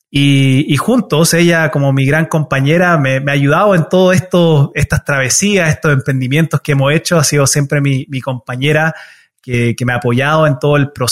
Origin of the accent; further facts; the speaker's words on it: Chile; now in United States; mi papá tomó una decisión igual bien difícil de, emigrar a los Estados Unidos. Nosotros originalmente somos de Chile